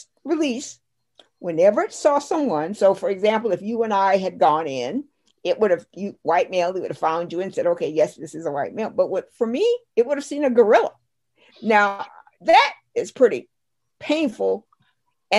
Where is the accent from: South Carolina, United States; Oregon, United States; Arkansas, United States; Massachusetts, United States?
South Carolina, United States; I grew up in South Carolina, rural, poor